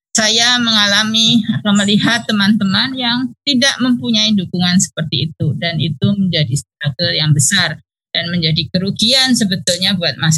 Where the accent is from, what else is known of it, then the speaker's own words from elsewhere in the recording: Indonesia; jadi pada waktu itu kan saya datang dari Indonesia maka kita bisa bawa ide penyakit di Indonesia yang tidak ada di sana